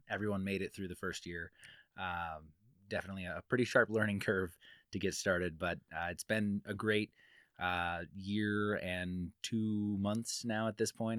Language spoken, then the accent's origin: English; Midwest, United States; moved away as an adult; now in Reno, United States; I'm from the Midwest, but we moved here not too long ago